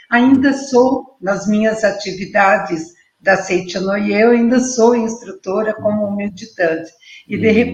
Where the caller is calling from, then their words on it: Blumenau, Santa Catarina, Brazil; Eu estou falando da cidade de Blumenau.